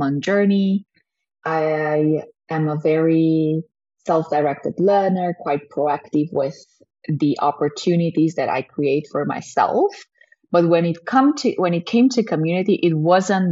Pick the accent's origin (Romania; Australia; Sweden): Romania; moved away as an adult; now in Amsterdam, Netherlands; I'm Romanian. That's why I'm in Romania now. My family still lives here.